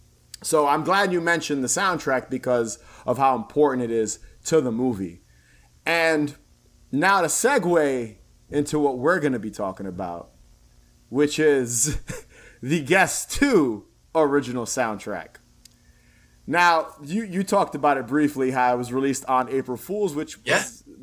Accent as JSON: {"language": "English", "region": "East Coast", "country": "United States", "said": "Even though I'm from the East Coast, so I'm used to like cold weather, fall leaves."}